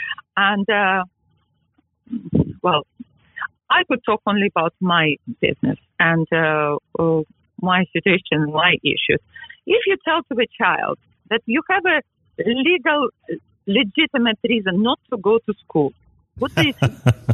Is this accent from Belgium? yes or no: no; England, United Kingdom; now in New York, United States; Yes, I am English and I am proud of it. I am English, I am in New York, and I am proud of it.